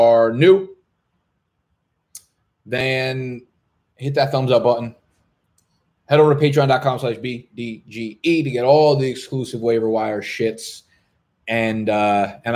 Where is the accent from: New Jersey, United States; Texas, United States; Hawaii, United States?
New Jersey, United States; moved away as an adult; also born or lived in Brooklyn, New York; now in New York, United States; I was born in Brooklyn, moved to Jersey when I was very, very young. I spent most of my life in New Jersey